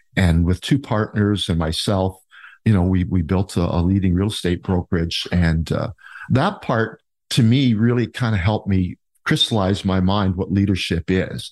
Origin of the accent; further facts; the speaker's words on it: Niagara Falls, Ontario, Canada; also born or lived in Port Weller, Ontario; now in Town of The Blue Mountains, Canada; I was born and raised in the Niagara area, born in Port Weller, actually